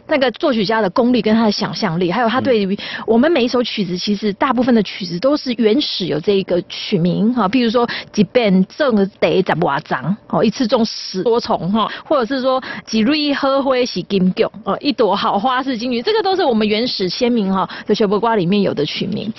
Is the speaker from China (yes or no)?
no; Taiwan; 我觉得说身为一个台湾人，我一定是用我熟悉的古典音乐的这个语汇，然后要把台湾的景象带出去